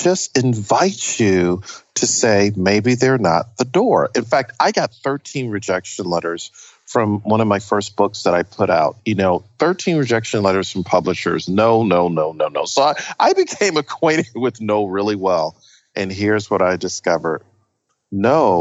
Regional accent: Buffalo, New York, United States; moved away as an adult; I was born in the ghetto of Buffalo, New York

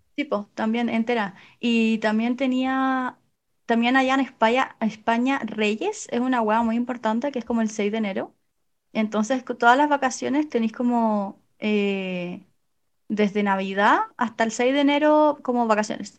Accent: Chile; moved away; en Chile somos súper modernos en ese sentido

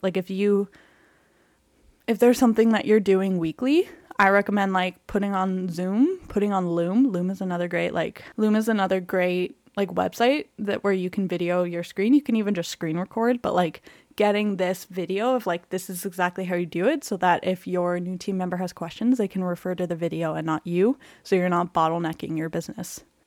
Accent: Canada; I'm Canadian

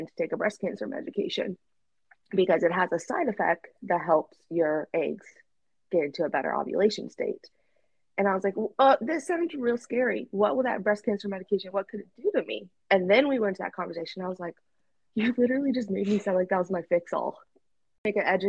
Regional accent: Russia; now in United States; growing up in Russia and now living in America

